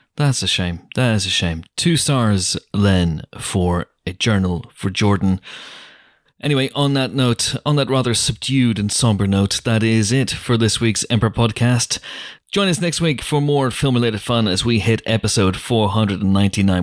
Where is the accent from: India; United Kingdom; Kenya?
United Kingdom; Northern Ireland; moved away; growing up in Northern Ireland as a, as a kid